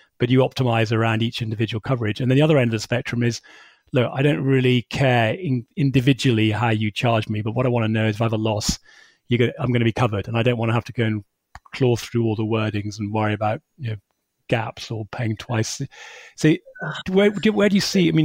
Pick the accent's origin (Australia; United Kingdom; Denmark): United Kingdom; we're British